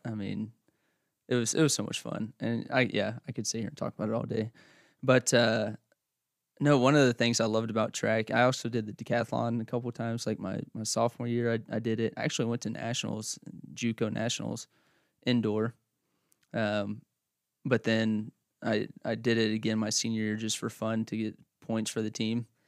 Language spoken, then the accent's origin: English; Oklahoma, United States; also born or lived in north central Kansas / Clyde, Kansas / central Kansas; now in Kansas, United States; I grew up in Oklahoma